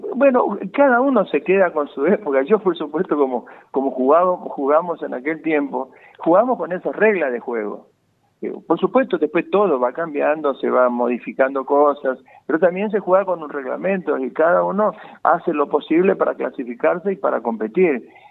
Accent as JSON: {"language": "Spanish", "town": "Goya", "region": "Corrientes", "country": "Argentina", "tie": "born or raised there", "moved": "yes", "said": "amigos allá de Goya, por de mi pueblo"}